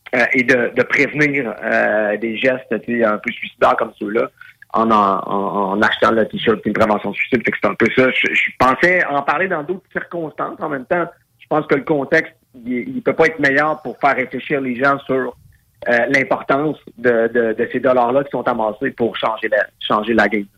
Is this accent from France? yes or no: no; Quebec, Canada; en tant que père de famille, en tant que Québécois